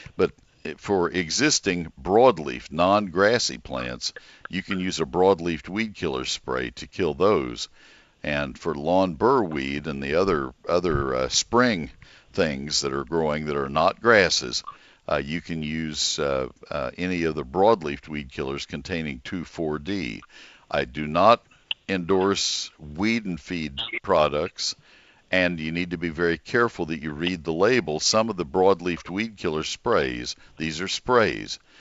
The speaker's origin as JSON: {"language": "English", "town": "McKinney", "region": "Texas", "country": "United States", "tie": "born or raised there", "said": "my hometown, McKinney. I broadcast from home"}